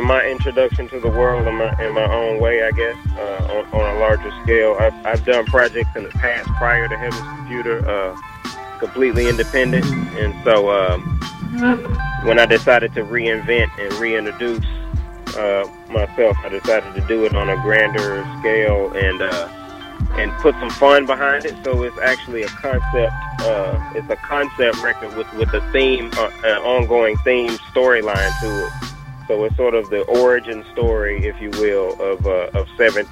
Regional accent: Jackson, Mississippi, United States; now in Dallas, United States; Right now, I currently reside in Dallas, Texas. I'm originally from Jackson, Mississippi, but I'm in Dallas, Texas right now.

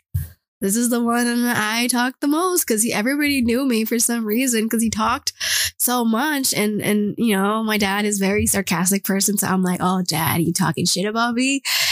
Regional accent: United States; I don't tell people I'm from the U.S. sometimes.

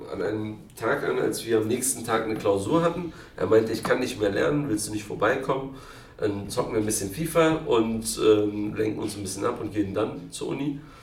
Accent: Berlin, Germany; also born or lived in Kreuzberg, Berlin; Ich bin in Berlin-Kreuzberg geboren und aufgewachsen in Neukölln

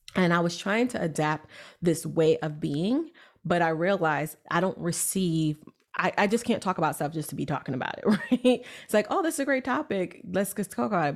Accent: New York City, New York, United States; I'm this girl from Brooklyn, New York.

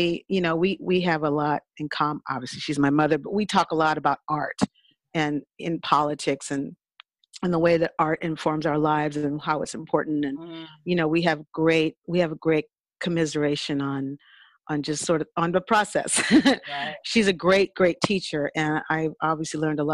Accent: California, United States; also born or lived in New Orleans, Louisiana; my family moved to California

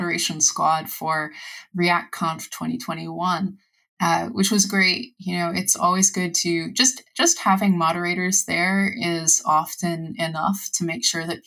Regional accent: United States; I'm an American

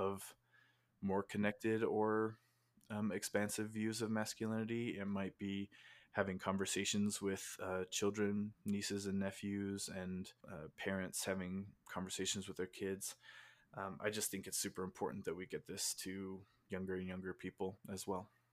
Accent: Utah, United States; I was born and raised in Utah, in the United States

